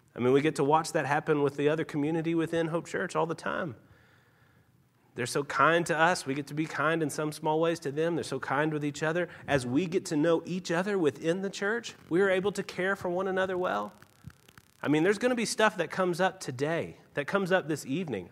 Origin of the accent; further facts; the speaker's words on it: Tennessee, United States; also born or lived in Utah; now in Salt Lake City, United States; I'm actually from Tennessee